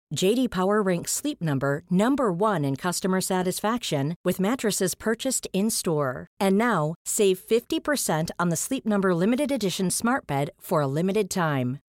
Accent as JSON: {"language": "English", "country": "Australia", "moved": "as an adult", "lives_now": "England", "said": "being an Australian coming here"}